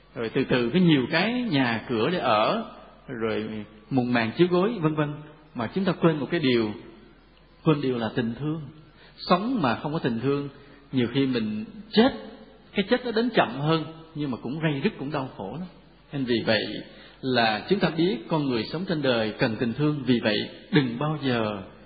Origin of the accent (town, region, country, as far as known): Vietnam